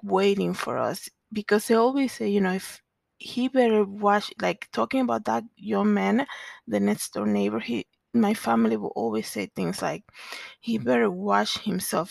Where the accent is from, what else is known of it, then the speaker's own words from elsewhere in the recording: Dominican Republic; now in Denver, United States; I was born in the Dominican Republic